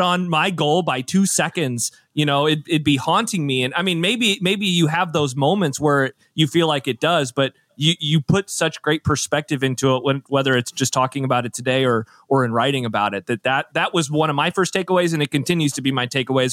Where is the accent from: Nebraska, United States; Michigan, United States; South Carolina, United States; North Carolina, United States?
Nebraska, United States; growing up in Nebraska